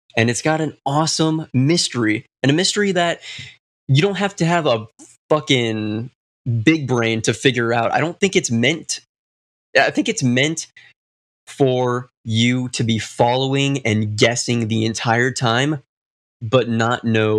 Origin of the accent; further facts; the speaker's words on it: United States; we are going with my home country.